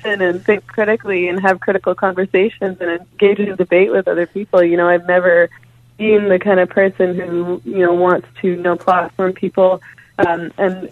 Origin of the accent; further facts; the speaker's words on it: Canada; I'm Canadian, so that's why I'm talking about a Canadian context.